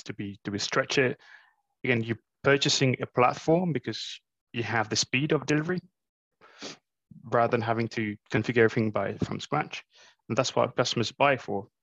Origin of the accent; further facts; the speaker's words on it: Mauritius; moved away as an adult; now in London, United Kingdom; I grew up in Mauritius, uh, so my first couple of jobs were in Mauritius